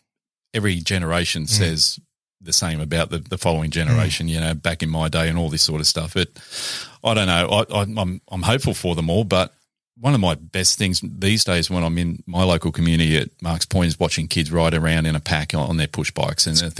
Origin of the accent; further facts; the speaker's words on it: Valentine, New South Wales, Australia; school at Valentine, and then went into the Catholic education system for high school.